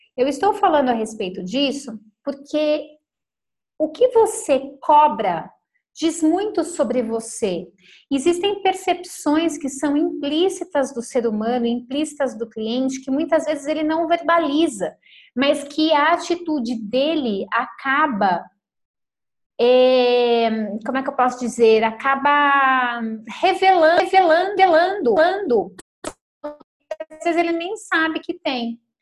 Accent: São Paulo, Brazil; now in Lagoa Santa, Brazil; nós somos de São Paulo

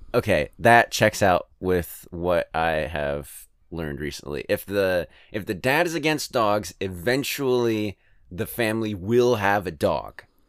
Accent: California, United States; also born or lived in Alabama; now in Ohio, United States; I'm from California

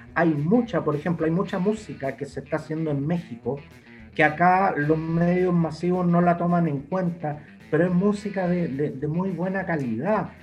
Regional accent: Santiago, Santiago Metropolitan Region, Chile; yo soy de Santiago Centro

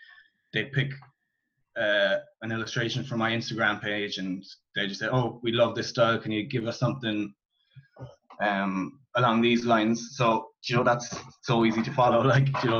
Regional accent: Cork, Munster, Ireland; I'm from Cork in Ireland. I went to play school, primary school, secondary school, college, all in the town that I grew up in.

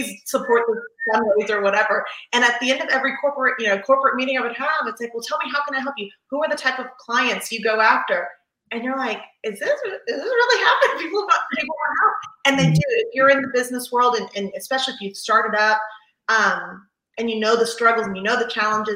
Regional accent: Palm Beach County, Florida, United States; moved away as an adult; now in Fort Lauderdale, United States; I was originally from Palm Beach County, from a teeny tiny town where, like, you know everyone.

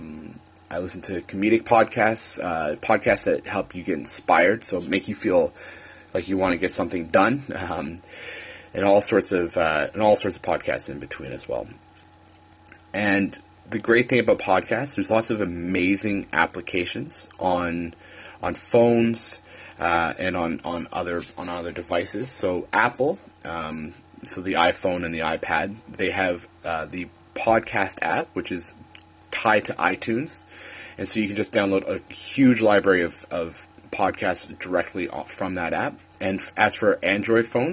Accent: Canada; moved away; I am a Canadian

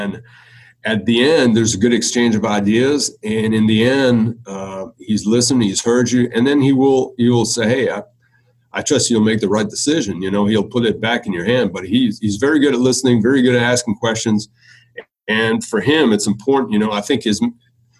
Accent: Beloeil, Quebec, Canada; accent: French Canadian; first language French; English is a second language; moved away as an adult; also born or lived in Ottawa / Los Angeles / Cleveland; now in Atlanta, United States; I'm from Belleuil, Quebec. Belleuil is a small town about 20 minutes on the south shore of Montreal. And I'm a French Canadian, a proud French Canadian

